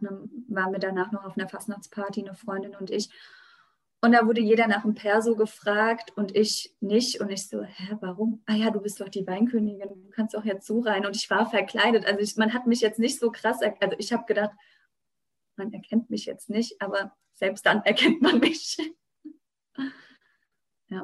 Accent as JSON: {"language": "German", "area": "western Rheinhessen", "region": "Rhineland-Palatinate", "country": "Germany", "said": "bei uns im Westen von Rheinhessen"}